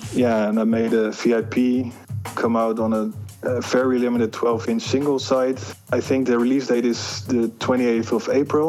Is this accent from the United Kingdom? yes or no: no; Groningen, Netherlands; I'm from Groningen, the Netherlands, aka G-Town.